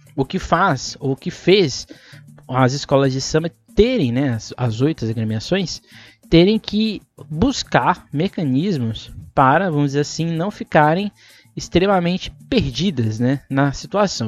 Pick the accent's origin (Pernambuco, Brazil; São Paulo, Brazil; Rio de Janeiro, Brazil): São Paulo, Brazil; para nós que somos de São Paulo